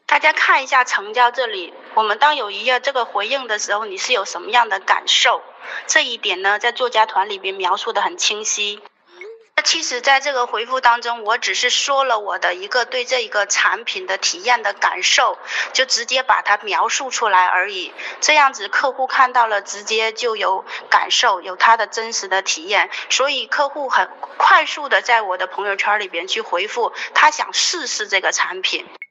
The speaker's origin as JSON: {"language": "Chinese", "region": "Northeast China", "country": "China", "moved": "yes", "lives_now": "Guangdong, China", "said": "我是一个东北人，现在在广东生活， 在广东生活"}